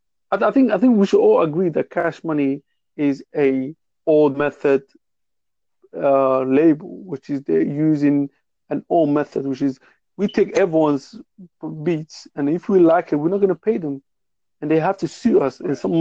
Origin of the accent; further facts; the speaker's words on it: England, United Kingdom; I'm from England